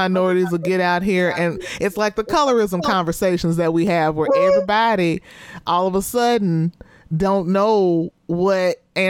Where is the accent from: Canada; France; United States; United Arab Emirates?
United States; the South; I don't know if it's because I'm from the South and I feel like Southern people be real specific about their light skin.